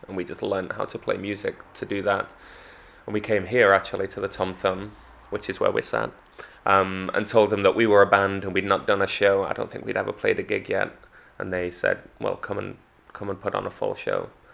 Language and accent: English; Manchester, North West England, United Kingdom; also born or lived in London; now in Margate, United Kingdom; I come from Manchester